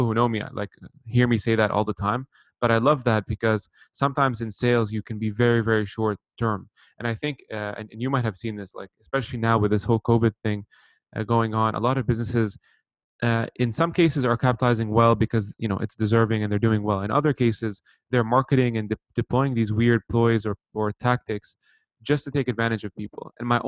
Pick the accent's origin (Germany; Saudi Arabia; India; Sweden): Saudi Arabia; moved away; also born or lived in Lebanon / Canada / Bahrain; I was born in Lebanon, moved to Saudi actually for about 10 years, and then moved to Canada. Left, went back to Bahrain, and then came back to North America.